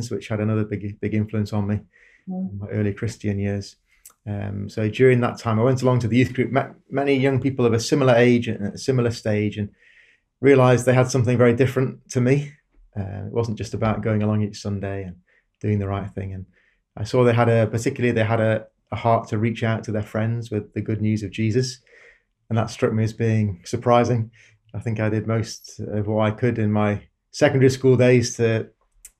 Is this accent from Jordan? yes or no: no; Darlington, North East England, United Kingdom; moved away as an adult; I grew up in a town called Darlington, northeast England.